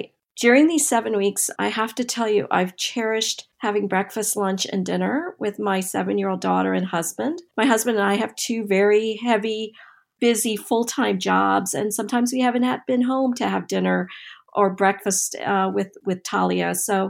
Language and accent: English; North Carolina, United States; For me, it was also being of my parents being immigrants from India and growing up in Eastern North Carolina as for my whole childhood